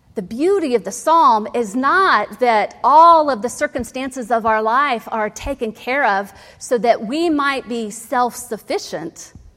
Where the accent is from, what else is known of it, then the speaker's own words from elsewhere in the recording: Ohio, United States; I grew up in Ohio